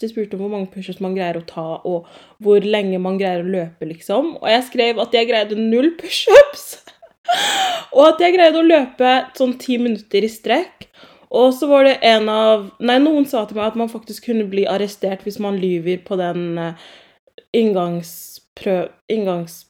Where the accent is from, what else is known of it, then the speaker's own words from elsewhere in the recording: Oslo, Norway; also born or lived in Grünerløkka, Oslo; jeg er fra Romsås. Um, jeg bodde først på Grünerløkka i sånn to år, og så flyttet jeg til Romsås. Så jeg ser på meg selv som en Romsås-jente